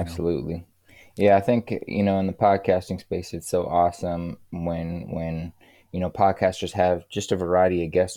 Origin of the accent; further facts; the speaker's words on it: Kansas City, Missouri, United States; moved away; also born or lived in California; I'm from Kansas City, Missouri, and I, I, I left Kansas City to move to California